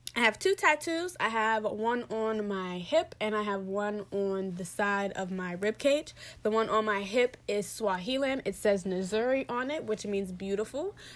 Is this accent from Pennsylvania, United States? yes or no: yes; Pittsburgh, Pennsylvania, United States; moved away; I'm originally from Pittsburgh, P